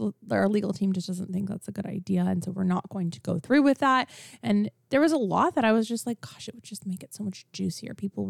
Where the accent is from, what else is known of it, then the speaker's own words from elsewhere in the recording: Laguna Beach, California, United States; I grew up here in Orange County.